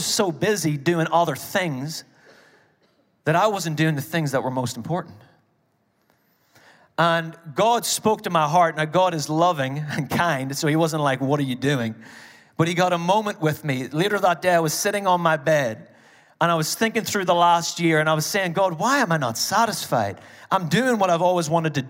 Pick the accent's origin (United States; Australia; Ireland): Ireland; as an Irish person